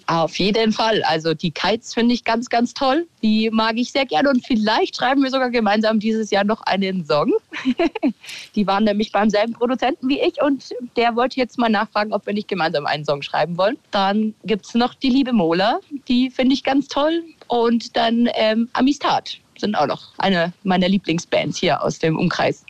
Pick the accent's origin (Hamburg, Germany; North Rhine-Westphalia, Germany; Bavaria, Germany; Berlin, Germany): Bavaria, Germany; Kirchseeon; accent: Bavarian; Also ich wohne schon immer in Kirchseon da bis vor zwei Jahren habe ich noch in dem Haus gelebt, wo ich eben aufgewachsen bin